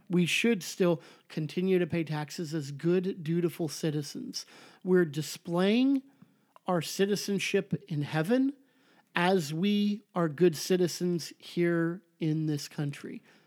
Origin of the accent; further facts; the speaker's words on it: Southern California, United States; I'm from Southern California, I say the before the freeway